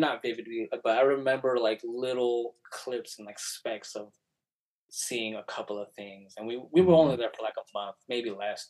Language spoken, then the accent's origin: English; United States; also born or lived in Mexico; since I grew up here in the States, that's kind of like all I know.